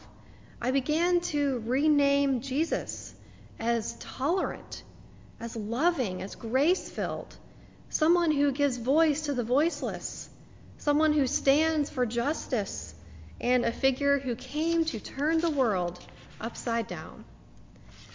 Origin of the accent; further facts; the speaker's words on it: the Bible Belt, United States; Growing up in the Bible Belt as a Jewish teenager